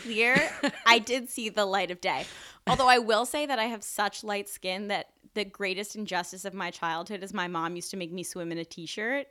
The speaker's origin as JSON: {"language": "English", "town": "New York City", "region": "New York", "country": "United States", "tie": "born or raised there", "said": "I grew up in New York. I was born in Mount Sinai Hospital"}